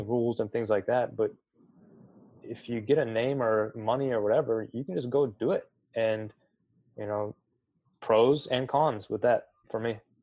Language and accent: English; 45 minutes from LeBron James High School, Ohio, United States; I grew up 45 minutes from LeBron James High School